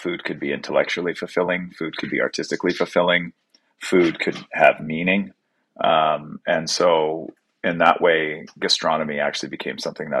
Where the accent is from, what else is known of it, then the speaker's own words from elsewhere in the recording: Canada; I'm very lucky that I'm a Canadian chef